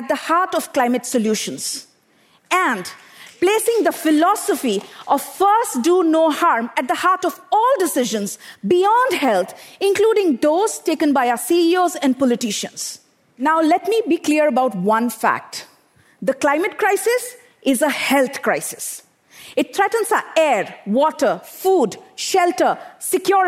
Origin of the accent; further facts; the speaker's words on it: Bokaro Steel City, Jharkhand, India; I grew up in Bokaro Steel City in eastern India, an industrial township